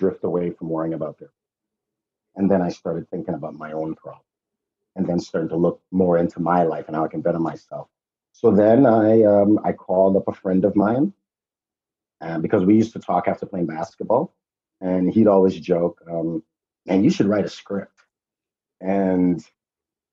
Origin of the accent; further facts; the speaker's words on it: Trinidad & Tobago; now in Toronto, Canada; I'm definitely a Trinidadian naturalized as a Canadian